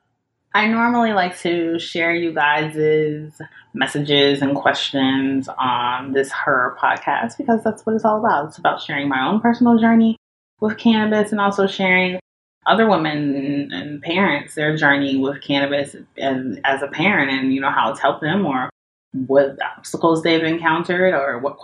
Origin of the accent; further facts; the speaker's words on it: Atlanta, Georgia, United States; also born or lived in Mississippi / New York; now in Los Angeles, United States; I moved to LA from New York, but I'm actually from Atlanta. But I was born in Mississippi